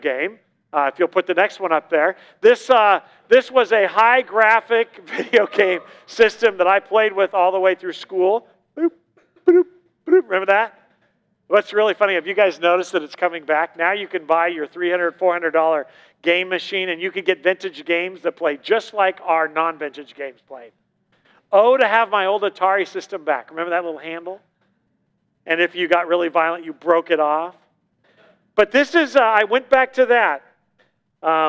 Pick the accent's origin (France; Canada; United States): United States; Southern California; moved away; I'm from Southern California, you know, the hub of the 80s